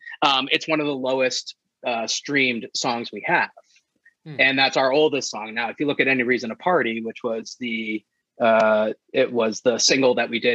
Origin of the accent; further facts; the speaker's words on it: New England, United States; growing up in New England